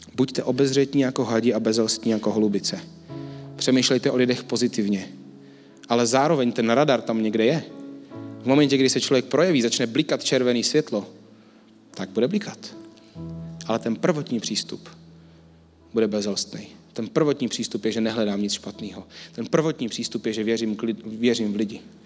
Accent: Czechia; jsme někomu jako Češi

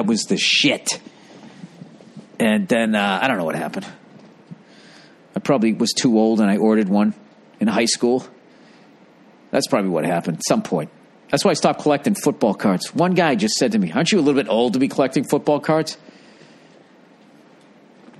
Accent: United States; as an American

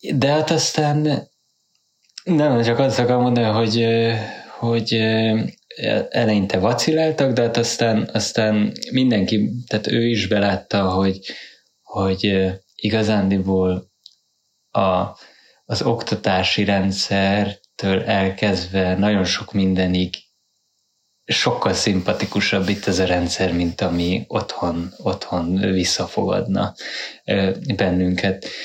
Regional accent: Hungary; moved away as an adult; now in Norway; Magyarországon, abban az időben, mikor kiköltöztünk 2011-be

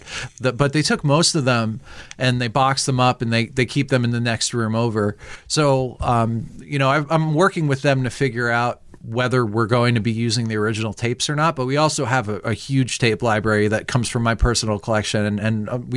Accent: Leonardo, New Jersey, United States; I grew up in Leonardo. So I used to hang out outside the Quick Stop

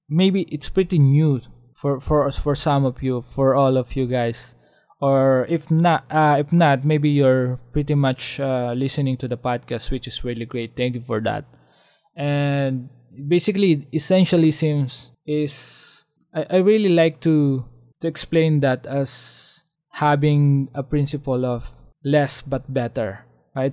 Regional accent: Philippines; as a Filipino, as living in the uh, developing country

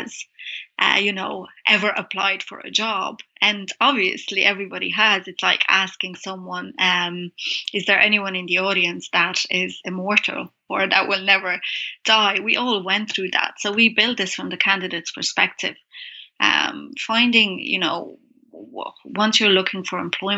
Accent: Brasov, Brașov County, Romania; moved away; So I've been here 15 years, but I'm from Transylvania, Romania, from a town called Brasov

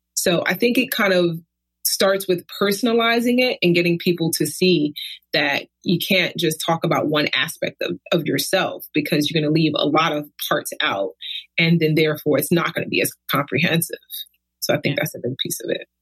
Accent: New York City, New York, United States; moved away as an adult; also born or lived in California; now in Davis, United States; I was born and raised in Brooklyn, lived there pretty much my entire life.

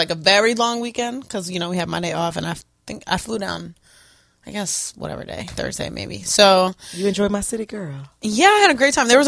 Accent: Kenya; I came from Kenya.

